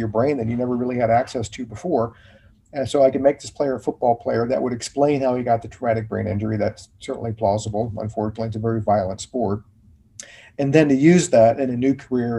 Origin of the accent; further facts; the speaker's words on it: Richmond, Virginia, United States; moved away as an adult; also born or lived in Charlottesville, Virginia / Washington, District of Columbia, United States; I grew up in Richmond, Virginia, so the capital, and was there until I went to college at VCU in Richmond.